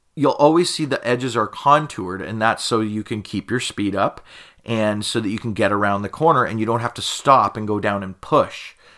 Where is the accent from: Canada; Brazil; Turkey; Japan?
Canada; that's how we would pronounce it here in Canada. And of course, I'm Canadian